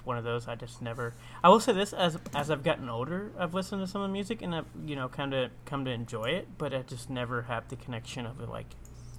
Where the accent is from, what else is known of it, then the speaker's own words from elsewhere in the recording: England, United Kingdom; But I'm from England.